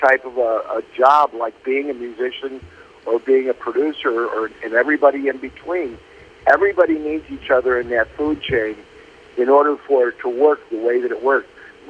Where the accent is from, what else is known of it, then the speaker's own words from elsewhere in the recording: Chicago, Illinois, United States; I was in Chicago, and grew up as a big, big sports fan.